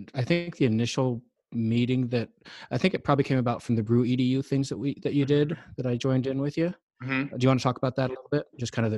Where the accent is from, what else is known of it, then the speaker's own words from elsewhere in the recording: Sunnyside, Washington, United States; also born or lived in Tri-Cities, Washington; I was living in Tri-Cities at the time. But Sunnyside's my hometown. I don't know if you guys knew that. That's where I grew up and went to school. So shout out to Sunnyside.